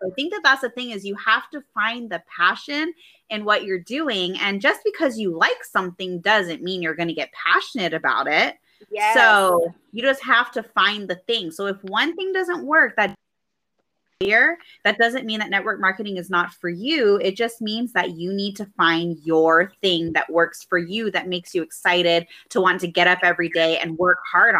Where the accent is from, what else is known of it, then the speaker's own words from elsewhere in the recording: Maui, Hawaii, United States; I'm this girl from Maui